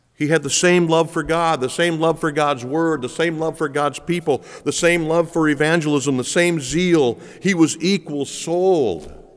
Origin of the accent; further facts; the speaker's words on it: United States; We are so busy as American Christians